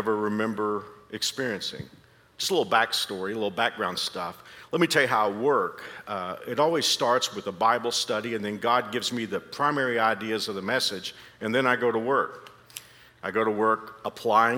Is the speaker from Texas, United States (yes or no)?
yes; Dallas-Fort Worth area of Texas, United States; accent: Texas; moved away as an adult; now in Kansas, United States; I've been in Kansas for 36 years, but I'm not from here. I'm from the Dallas-Fort Worth area of Texas. And I think like a Kansan now, but I can't keep my hometown out of it. I can't get rid of the Texas accent